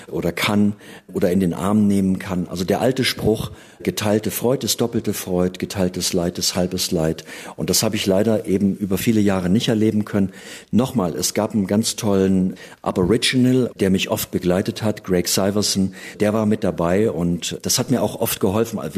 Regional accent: Gotha, Thuringia, Germany; Und die Geschichte hat sich wirklich so zugetragen und zwar in Gotha, also wo ich geboren bin, in meiner Heimatstadt.

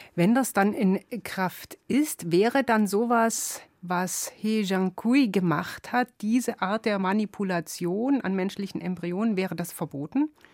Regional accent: Germany; bei uns in Deutschland

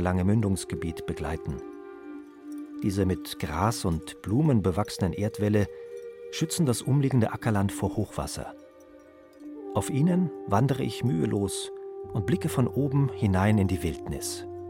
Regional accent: Wolfratshausen, Bavaria, Germany; also born or lived in Landshut / Weihenstephan; ich bin in Wolfratshausen aufgewachsen, war dann in Landshut auf der Fachoberschule, habe dann in Weinstefan studiert

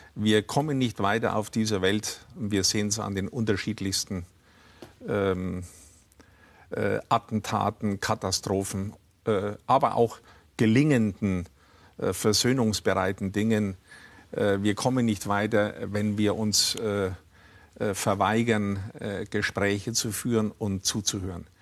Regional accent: Upper Franconia, Bavaria, Germany; also born or lived in Nuremberg / Munich; Ich bin in Oberfranken aufgewachsen

